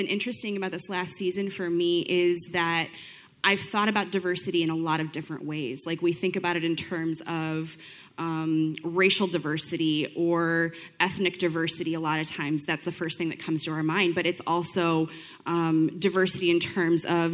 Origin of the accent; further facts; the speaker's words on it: Belvidere, Illinois, United States; I've lived here my whole life. I grew up in Belvedere